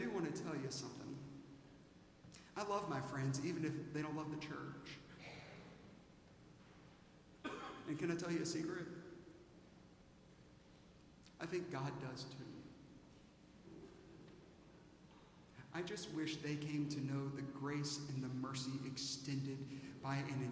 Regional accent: Aiken, South Carolina, United States; moved away; when I was a kid in Aiken, South Carolina, I went to Millbrook Elementary School

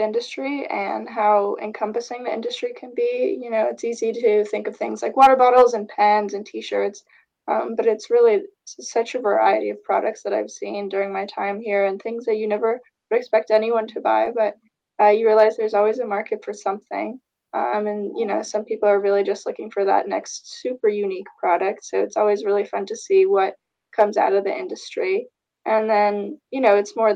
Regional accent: Fort Lauderdale, Florida, United States; moved away as an adult; now in Evanston, United States; I'm originally from Fort Lauderdale, Florida.

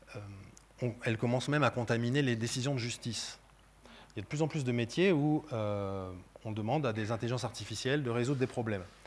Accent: France; je suis français

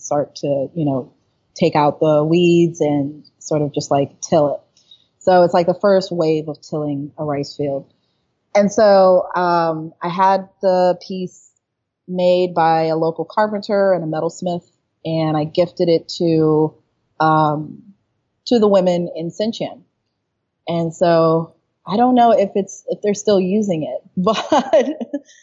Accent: United States; I'm an American

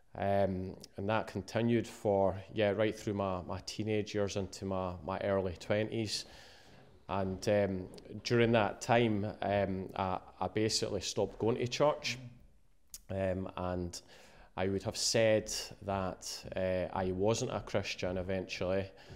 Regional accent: Musselburgh, Scotland, United Kingdom; I grew up in a town called Mosselboro, eh, just outside Edinburgh

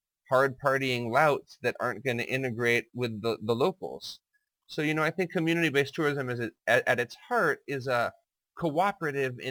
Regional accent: Kathmandu, Bagmati, Nepal; moved away as an adult; now in Thailand; I was born and raised in Kathmandu, Nepal.

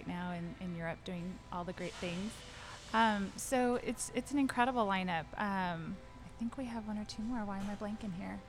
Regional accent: Orange County, Southern California, United States; moved away as an adult; now in Dallas, United States; I'm from Orange County.

